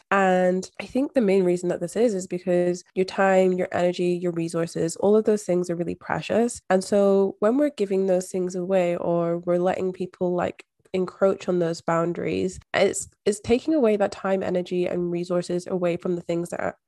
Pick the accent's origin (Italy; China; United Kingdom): United Kingdom; Scotland; moved away as an adult; now in Australia; I was moving overseas from Scotland to Australia by myself.